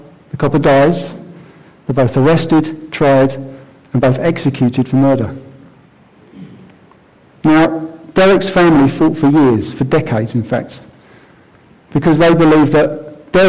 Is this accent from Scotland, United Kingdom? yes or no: no; Croydon, London, United Kingdom; I grew up in Croydon